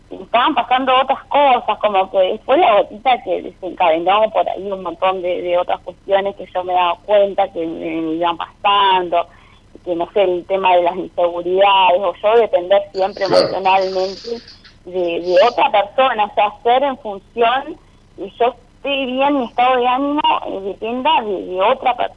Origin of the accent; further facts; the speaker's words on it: Rosario del Tala, Entre Ríos, Argentina; now in Rosario, Argentina; Eh, soy de Rosario del Tala, de Entre Ríos, pero ahora estoy en Rosario, Santa Fe, estoy viviendo acá.